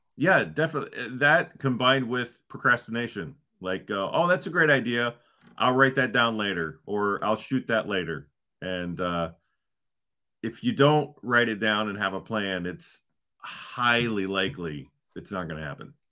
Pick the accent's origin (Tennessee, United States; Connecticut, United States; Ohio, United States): Ohio, United States; moved away as an adult; also born or lived in Southern California; now in Northern California, United States; So I grew up in Ohio